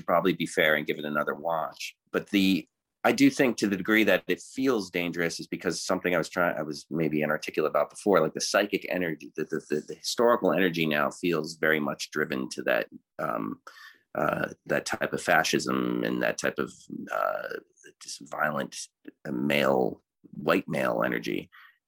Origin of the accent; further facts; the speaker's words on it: Newtown, Connecticut, United States; I grew up in Newtown, Connecticut, where the school shooting happened